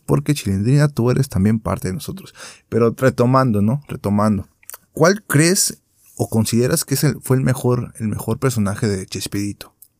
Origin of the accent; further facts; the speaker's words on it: Mexico; nosotros como mexicanos que somos